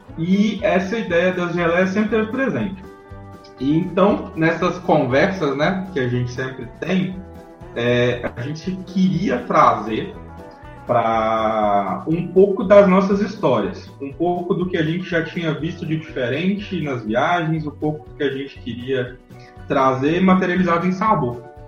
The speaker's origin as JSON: {"language": "Portuguese", "region": "Minas Gerais", "country": "Brazil", "said": "como bom mineiro"}